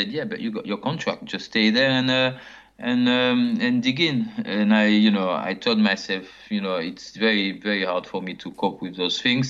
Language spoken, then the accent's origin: English; Martinique; English is a second language; moved away as an adult; also born or lived in Paris, France / Nîmes, France; my mother, she went back to Martinique, and I was 4 or 5 years old. She decided to come back to his country, and I grew up in Martinique, which is completely different